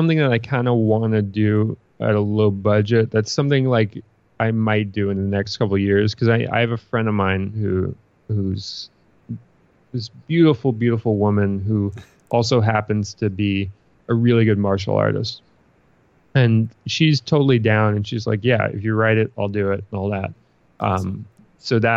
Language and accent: English; New York City, New York, United States; I'm a Brooklyn kid. Like I'm from Brooklyn, New York, and that's what I know